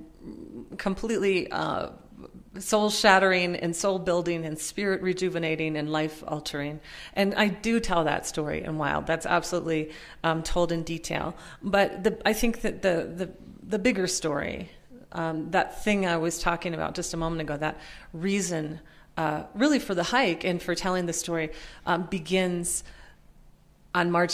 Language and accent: English; Minnesota, United States; also born or lived in Pennsylvania; I had grown up poor and working class in Minnesota, most of the time in Minnesota. I was born in Pennsylvania, but moved to Minnesota when I was about six.